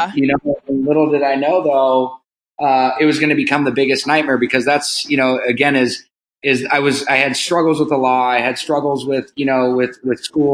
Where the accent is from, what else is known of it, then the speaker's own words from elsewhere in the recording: Laguna Beach, California, United States; grew up in Laguna Beach, California. Born and raised, you know, a Southern California boy